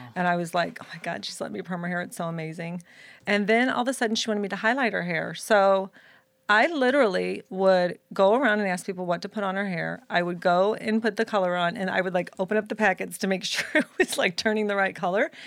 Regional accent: Florissant, Missouri, United States; I was born and raised in Saint Louis, Missouri, in a city called Florissant, Missouri

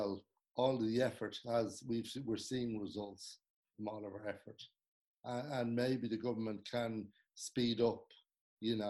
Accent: Ireland; as Irish people

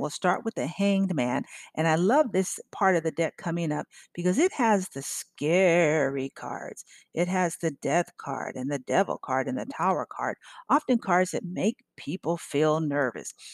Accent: California, United States; now in Memphis, United States; when I grew up in Cali.

